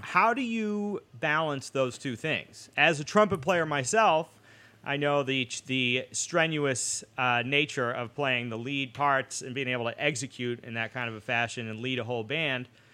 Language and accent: English; Boston, Massachusetts, United States; moved away; growing up in Boston